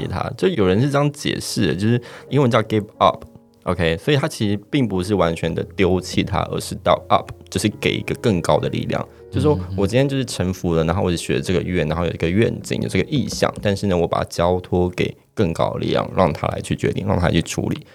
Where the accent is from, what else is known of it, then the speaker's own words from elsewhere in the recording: Taoyuan, Taiwan; 土生土长跟我一样桃园人